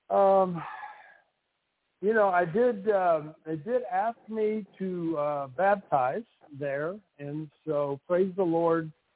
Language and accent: English; Louisiana, United States; I grew up in Louisiana